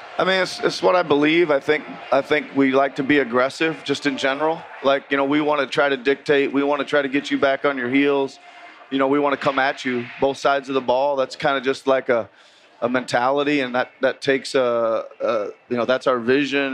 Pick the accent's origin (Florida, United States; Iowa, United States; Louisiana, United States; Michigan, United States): Iowa, United States; moved away; I grew up in Iowa, so we're all out working in the in the fields and all that stuff in the summertime.